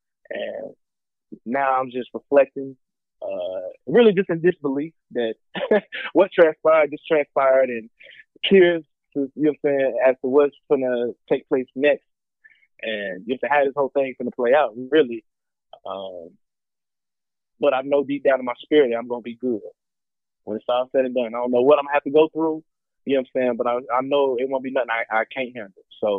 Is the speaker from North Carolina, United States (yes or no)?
no; Atlanta, Georgia, United States; Like I said earlier, I'm from Atlanta. City of finesse.